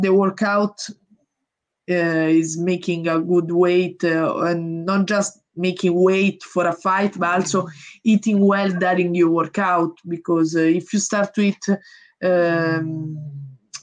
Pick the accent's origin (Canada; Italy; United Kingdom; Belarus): Italy; English is a second language; I come from Italy, which is a small country